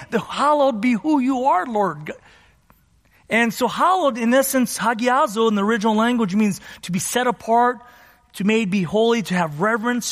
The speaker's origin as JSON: {"language": "English", "area": "San Gabriel Valley", "region": "California", "country": "United States", "tie": "born or raised there", "said": "I grew up in the San Gabriel Valley here and to immigrant parents"}